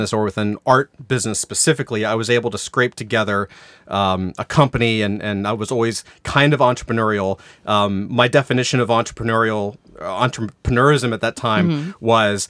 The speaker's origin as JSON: {"language": "English", "town": "Jacksonville", "region": "Florida", "country": "United States", "tie": "born or raised there", "moved": "as an adult", "said": "North Florida, Jacksonville. So yeah. The school is called Douglas Anderson School of the Arts. And once I graduated that and moved up to Atlanta, I went to art college."}